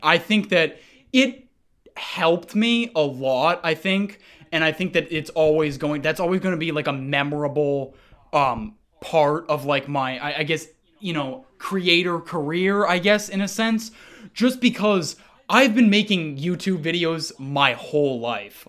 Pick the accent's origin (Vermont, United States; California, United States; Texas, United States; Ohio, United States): Vermont, United States; Montpelier; now in Seattle, United States; I was born in Seattle. that's where I am right now. I actually grew up in Montpelier, Vermont